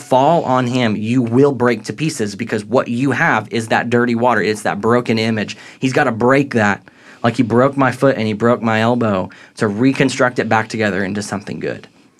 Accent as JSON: {"language": "English", "town": "St. Louis", "region": "Missouri", "country": "United States", "tie": "born or raised there", "said": "But if you go to New Orleans or even St. Louis, where I grew up near"}